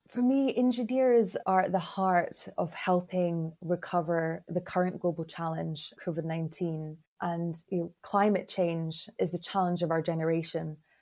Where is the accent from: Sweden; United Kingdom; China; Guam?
United Kingdom; Glasgow, Scotland; I hail from Glasgow in Scotland